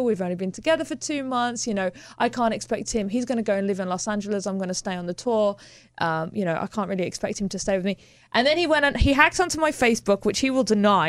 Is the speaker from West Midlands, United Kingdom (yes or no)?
yes; Birmingham, West Midlands, United Kingdom; moved away; I grew up in Birmingham